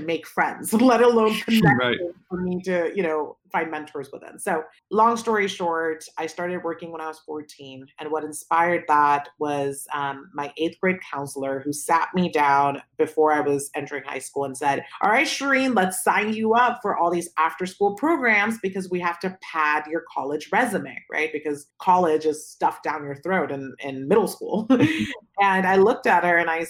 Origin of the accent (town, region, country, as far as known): Palo Alto, California, United States; born or raised there; also born or lived in Pakistan